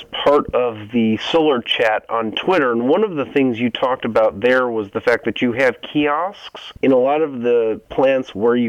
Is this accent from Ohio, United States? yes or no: yes; Ohio, United States; moved away; my home state of Ohio